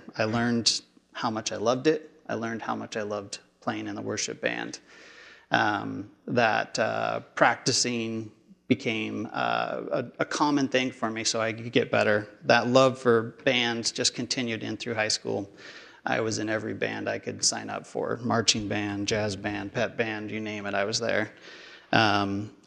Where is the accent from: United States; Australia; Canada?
United States; Portland, Oregon; I grew up in North Portland until middle school. Then middle school, we moved out here to Southeast Portland area.